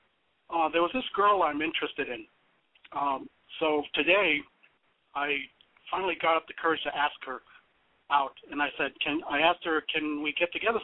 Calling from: Alaska, United States; I'm calling from Alaska. That's why you get the 907 area code.

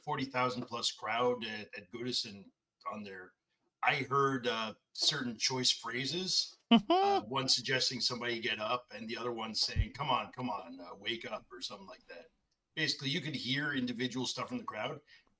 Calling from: Dartmouth, Nova Scotia, Canada; Dartmouth, Nova Scotia.

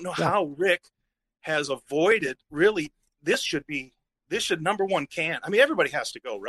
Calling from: Nashville, Tennessee, United States; Hey, calling from Nashville.

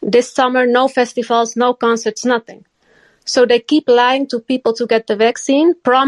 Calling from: Netherlands; From the Netherlands.

